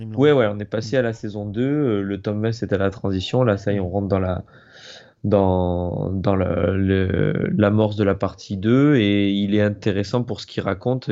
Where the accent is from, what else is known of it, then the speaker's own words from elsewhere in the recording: Montpellier, Occitania, France; je suis de Montpellier